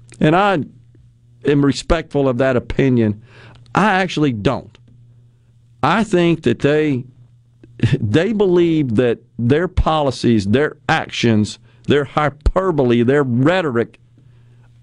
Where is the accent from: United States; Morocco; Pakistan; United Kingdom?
United States; Mississippi; my home state of Mississippi